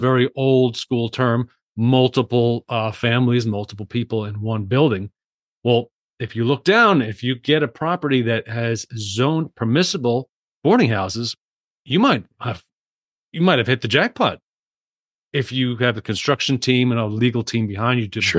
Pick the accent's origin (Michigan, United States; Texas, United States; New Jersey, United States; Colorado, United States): Colorado, United States; Salida; in my hometown of Salida, Colorado